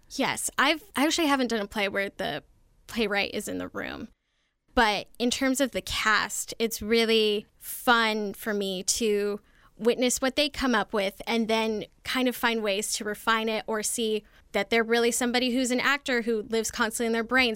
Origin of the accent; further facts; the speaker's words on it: Arizona, United States; moved away as an adult; also born or lived in Colorado / New York City / Washington, D.C.; I was born in Colorado and then raised in Arizona from age eight to eighteen